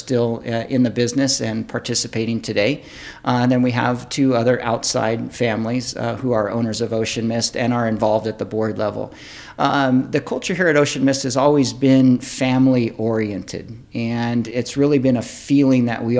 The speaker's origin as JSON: {"language": "English", "town": "San Jose", "region": "California", "country": "United States", "tie": "born or raised there", "said": "I grew up in South San Jose when there was actually farming and agriculture operations before blacktop and buildings"}